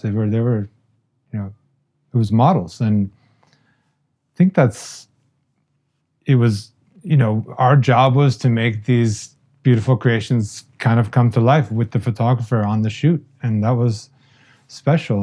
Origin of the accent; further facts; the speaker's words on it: Palm Beach, Florida, United States; I grew up in Palm Beach